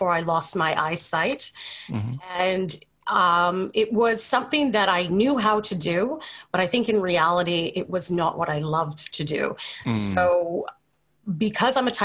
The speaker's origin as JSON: {"language": "English", "town": "Calgary", "region": "Alberta", "country": "Canada", "tie": "born or raised there", "also_born_or_lived": "Brisbane, Australia", "said": "at the age of two, we moved back to Canada, where I was raised in Calgary."}